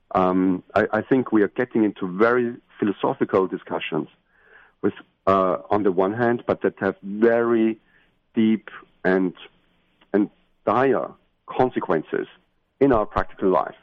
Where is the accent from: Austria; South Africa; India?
Austria; I'm from Austria at this in the center of Europe